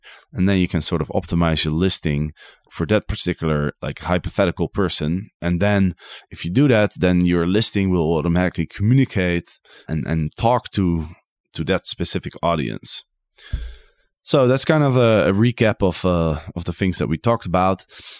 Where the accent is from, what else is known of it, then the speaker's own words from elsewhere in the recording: Netherlands; English is a second language; Maybe that's because I'm from Holland, and in Holland we have a saying, you know, being normal is already crazy enough.